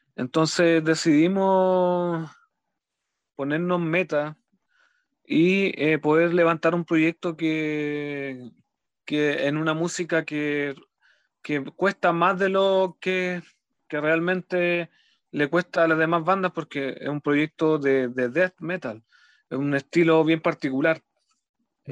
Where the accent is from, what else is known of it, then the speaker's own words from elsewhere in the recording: Los Ángeles, Biobío, Chile; soy de Los Ángeles, de la, ciudad de Los Ángeles, eh, región del Biobío